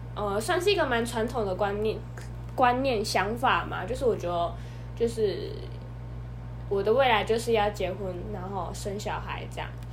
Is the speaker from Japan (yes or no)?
no; southern Taiwan, Taiwan; 我是一个土生土长的南部人